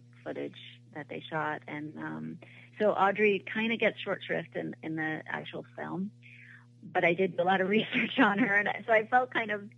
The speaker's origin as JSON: {"language": "English", "town": "Newport", "region": "Rhode Island", "country": "United States", "tie": "born or raised there", "said": "I grew up in Newport, Rhode Island"}